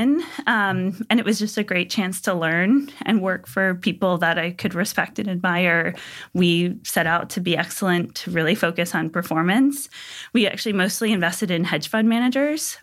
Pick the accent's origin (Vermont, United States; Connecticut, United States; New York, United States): Connecticut, United States; Pomfret; I grew up in New England in a small town in Connecticut called Pomfret